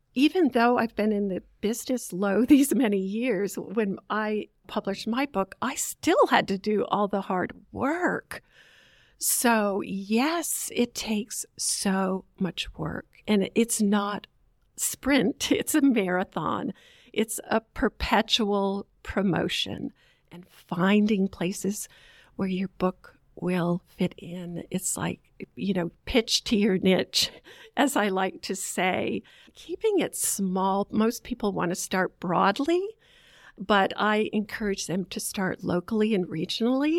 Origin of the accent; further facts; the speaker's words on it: Vermont, United States; moved away as an adult; also born or lived in Boston, Massachusetts; now in Charlotte, United States; I grew up in Vermont, Bucolic State